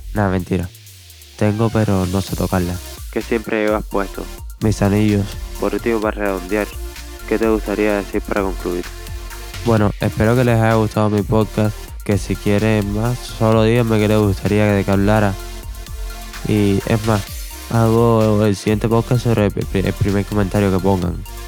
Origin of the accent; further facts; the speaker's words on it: Havana, Cuba; La Habana, Cuba